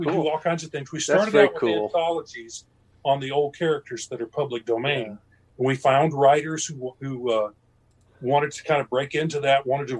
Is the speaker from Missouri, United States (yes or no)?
yes; Southwest Missouri, United States; that's where I live. I'm a Missouri born and bred. All right. I grew up in Southwest Missouri. You could call me a hillbilly